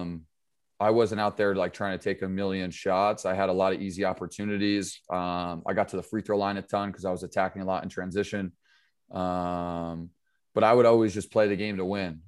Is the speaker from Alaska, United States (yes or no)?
no; Pine Plains, New York, United States; also born or lived in Sharon, Connecticut; I grew up in, uh, Pine Plains, New York.